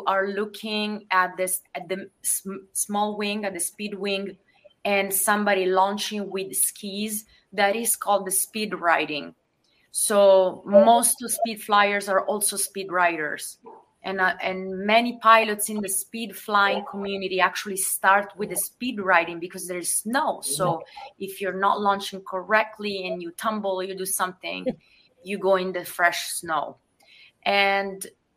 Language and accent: English; Italy; now in United States; growing up in Italy, I love my native country